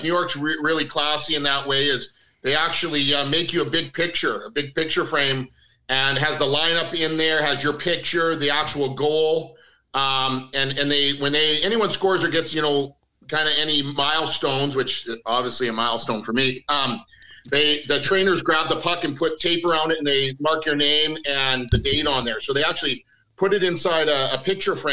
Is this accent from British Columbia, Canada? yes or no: no; Calgary, Alberta, Canada; moved away; I grew up in Calgary